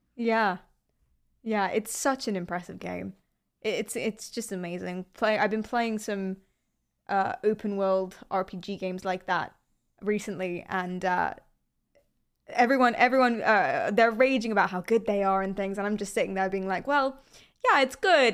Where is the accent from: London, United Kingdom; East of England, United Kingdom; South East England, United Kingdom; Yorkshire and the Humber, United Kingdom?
London, United Kingdom; I'm from London.